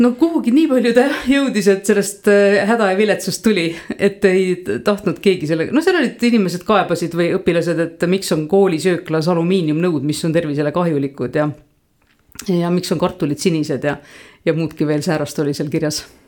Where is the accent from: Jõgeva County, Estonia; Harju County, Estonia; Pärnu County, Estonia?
Jõgeva County, Estonia; Põltsamaa; moved away; kust ma olen pärit, siis ma tavaliselt ikkagi jõuan Põltsamaani välja oma jutuga, ma olen eh, käinud siin koolis ja meie pere elas Kaarli mõisas